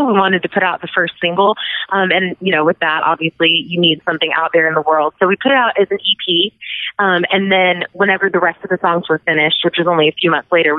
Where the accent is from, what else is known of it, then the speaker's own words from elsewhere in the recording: Garland, Texas, United States; my hometown, which is Garland, Texas.